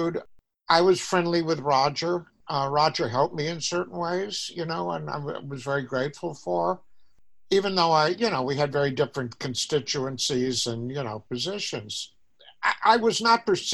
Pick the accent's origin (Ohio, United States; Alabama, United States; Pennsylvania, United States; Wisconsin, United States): Alabama, United States; moved away; also born or lived in Paris, France / London, United Kingdom / Midwest, United States; I grew up in a very, you know, could say reactionary part of the United States, but at the same time, it was in one of the more liberal parts of Alabama